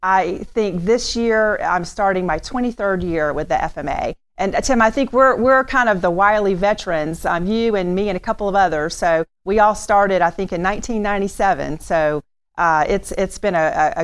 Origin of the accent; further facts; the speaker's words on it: Tallahassee, Florida, United States; I was born and raised in Tallahassee, been here a really long time